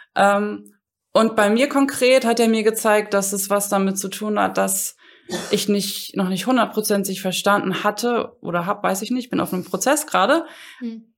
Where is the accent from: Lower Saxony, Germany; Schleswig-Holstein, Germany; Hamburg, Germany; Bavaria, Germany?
Hamburg, Germany; moved away as an adult; also born or lived in Rhein-Main area / Frankfurt; now in Langen, Germany; ich komme ursprünglich aus Hamburg, aber lebe jetzt seit, oh Mann, 15